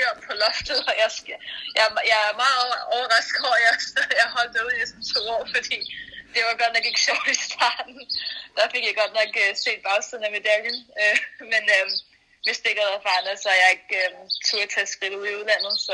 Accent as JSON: {"language": "Danish", "town": "Copenhagen", "region": "Capital Region of Denmark", "country": "Denmark", "tie": "born or raised there", "said": "Jeg, jeg voksede op i København. Jeg var en bypige"}